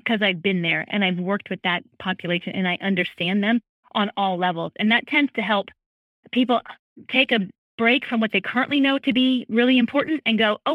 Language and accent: English; California, United States; now in Charleston, United States; I grew up in California